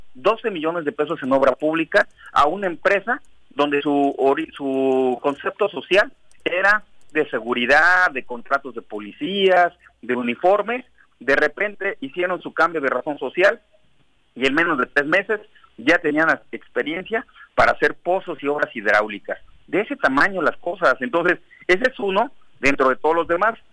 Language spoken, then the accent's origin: Spanish; Cuernavaca, Morelos, Mexico; somos de aquí, de Cuernavaca, nos conocemos